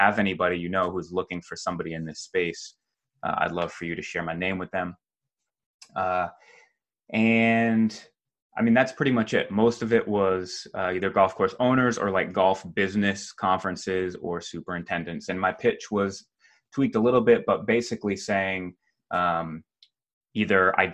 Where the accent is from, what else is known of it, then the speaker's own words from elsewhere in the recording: New England, United States; moved away; I was born and raised in New England, still visit Massachusetts a couple times a year to visit my parents.